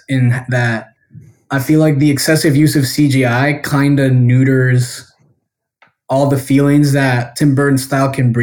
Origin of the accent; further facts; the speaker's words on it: Guatemala; I was born and raised in Guatemala